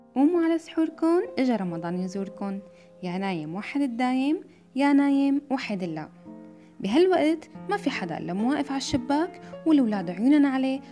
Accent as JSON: {"language": "Arabic", "country": "Syria", "moved": "yes", "said": "بلدي سوريا"}